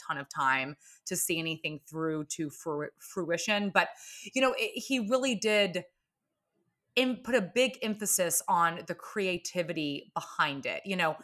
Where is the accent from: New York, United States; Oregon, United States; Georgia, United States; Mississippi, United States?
Georgia, United States; Atlanta; moved away; I'm from Atlanta, Georgia, originally